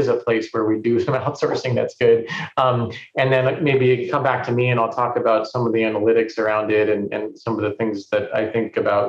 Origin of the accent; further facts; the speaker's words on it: California, United States; But, you know, I come from Silicon Valley.